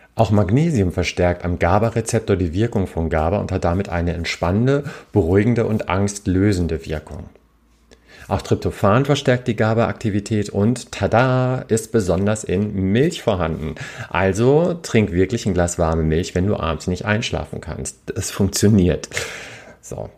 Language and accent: German; Hamburg, Germany; als Hamburger